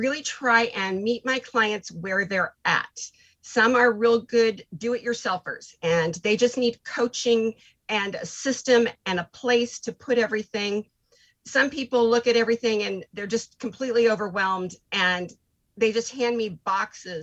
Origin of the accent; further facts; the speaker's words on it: Iowa, United States; I am from Iowa